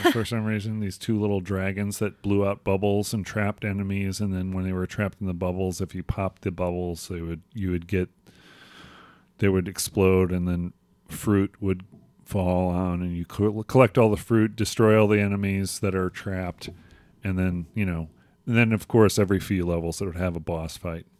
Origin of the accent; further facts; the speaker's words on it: Crystal Lake, Illinois, United States; my hometown of Crystal Lake